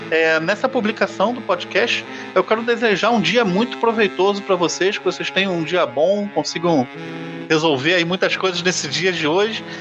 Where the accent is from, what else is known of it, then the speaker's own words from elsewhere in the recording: Rio de Janeiro, Brazil; Sei, eu sou carioca